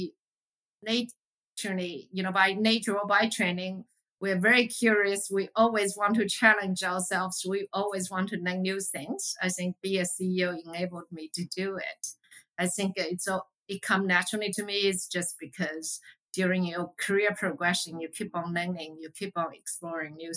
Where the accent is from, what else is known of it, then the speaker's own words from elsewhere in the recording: China; moved away as an adult; I grew up in China, so I have a natural affinity towards what's going on in Asia